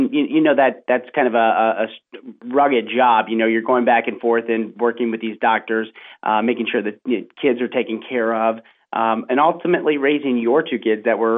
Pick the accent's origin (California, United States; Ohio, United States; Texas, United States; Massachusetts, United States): Ohio, United States; Milford; I grew up in Milford, Ohio, which is a little suburb outside of Cincinnati